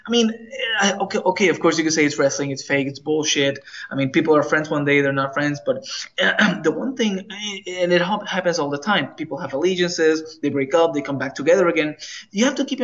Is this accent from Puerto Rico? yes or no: yes; Puerto Rico; I'm Latino, you know, I'm from Puerto Rico